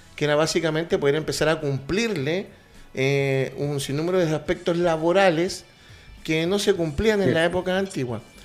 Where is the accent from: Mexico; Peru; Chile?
Chile; como hinchas chilenos